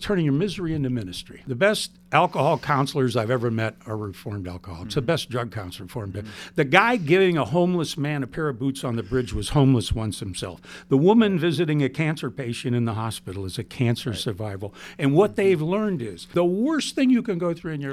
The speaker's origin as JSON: {"language": "English", "town": "Youngstown", "region": "Ohio", "country": "United States", "said": "I'm from Youngstown, Ohio"}